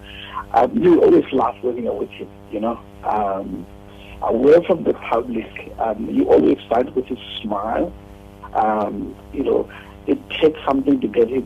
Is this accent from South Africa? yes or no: yes; South Africa; us as South African